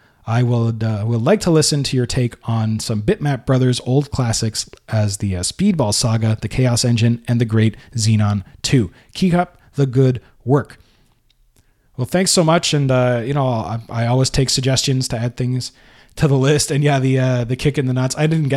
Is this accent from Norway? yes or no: yes; Norway; English is a second language; when people like myself are trying to express themselves in English. I'm from Norway.